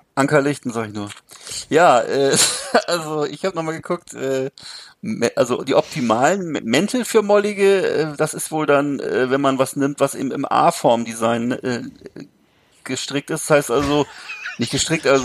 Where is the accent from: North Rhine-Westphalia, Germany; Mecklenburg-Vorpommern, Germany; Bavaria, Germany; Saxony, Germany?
Mecklenburg-Vorpommern, Germany; Rostock; bei uns in Rostock